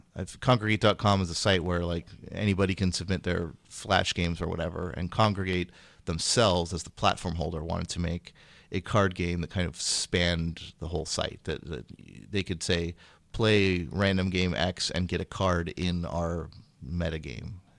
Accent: Sacramento, California, United States; moved away as an adult; also born or lived in Massachusetts; now in Bay Area, United States; I'm from Sacramento, which is in Northern California

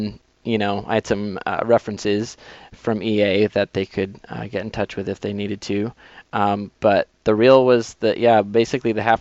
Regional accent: Massachusetts, United States; moved away; I grew up in Massachusetts

